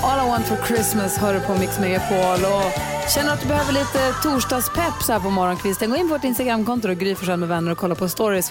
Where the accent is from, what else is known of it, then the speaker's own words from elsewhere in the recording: Luleå, Norrbotten County, Sweden; min hemstad Luleå